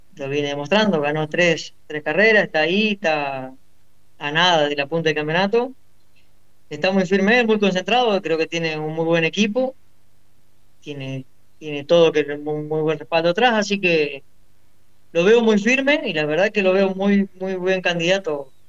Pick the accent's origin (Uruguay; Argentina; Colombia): Argentina; Rufino, Santa Fe; now in Quimilí, Argentina; soy de Rufino, pero vivo en Quimilí, en Santiago del Estero